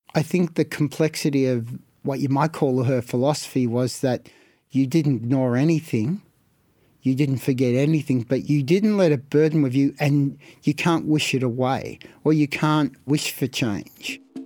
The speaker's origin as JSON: {"language": "English", "town": "Melbourne", "region": "Victoria", "country": "Australia", "tie": "born or raised there", "said": "I was born in Carlton, and we had two houses in Carlton immediately next door to each other"}